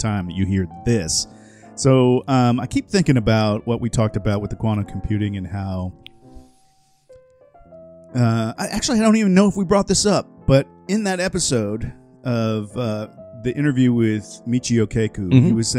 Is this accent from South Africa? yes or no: no; Florida, United States; I grew up in Florida